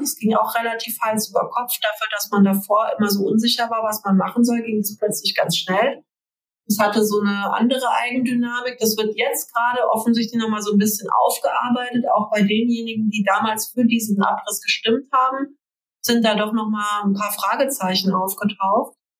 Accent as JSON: {"language": "German", "area": "near Frankfurt", "region": "Hesse", "country": "Germany", "tie": "born or raised there", "said": "Das ist hier ganz in der Nähe von Frankfurt"}